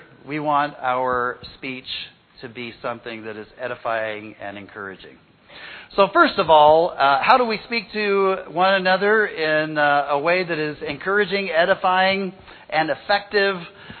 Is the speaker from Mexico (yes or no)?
yes; Mexico; When I was a kid, growing up in Mexico